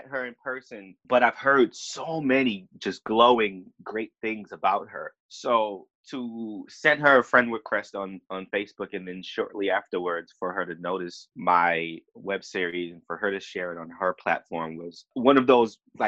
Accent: New York City, New York, United States; moved away as an adult; now in Atlanta, United States; growing up in the Bronx made me who I am today

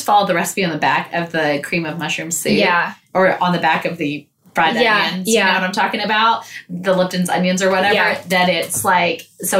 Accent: Texas, United States; because I'm from Texas, and pecan's the state nut of.

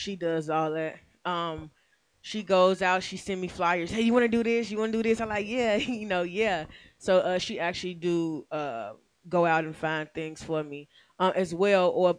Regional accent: Chicago, Illinois, United States; now in Atlanta, United States; I'm from out west, Fifth Avenue. I went to John Marshall High School.

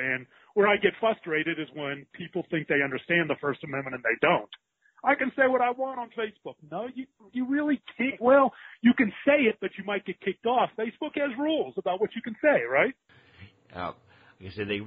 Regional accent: Pittsburgh, Pennsylvania, United States; moved away; where we grew up in Pittsburgh, PA

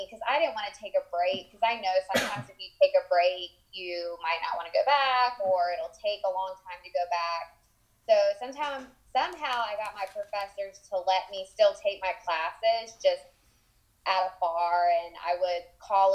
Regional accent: Jacksonville, North Carolina, United States; I'm actually from a small town. It's a coastal town in North Carolina. It's called Jacksonville

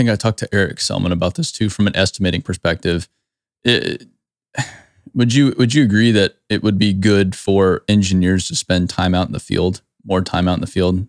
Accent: Arizona, United States; I grew up in Arizona, so I know nothing about snow removal

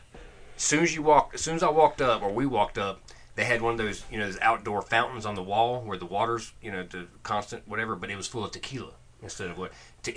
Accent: North Carolina, United States; accent: North Carolina; my North Carolina accent

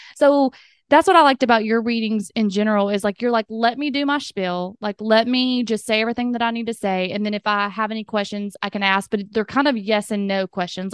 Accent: the South, United States; accent: southern; my southern accent

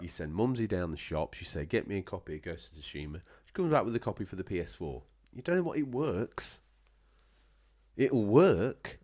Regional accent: England, United Kingdom

